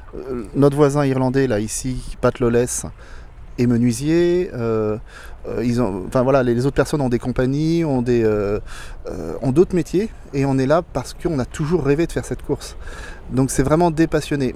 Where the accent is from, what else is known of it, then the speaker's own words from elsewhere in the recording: Blois, Centre-Val de Loire, France; je suis né à Blois, donc dans, la, dans les terres